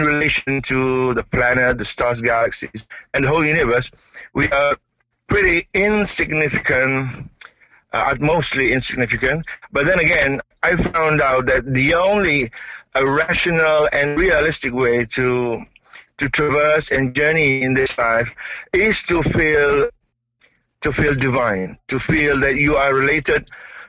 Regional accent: East Malaysia, Malaysia; I'm from Malaysia.

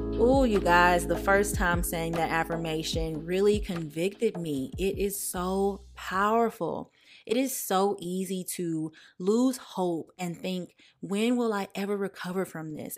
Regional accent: the South, United States; I'm also from the South

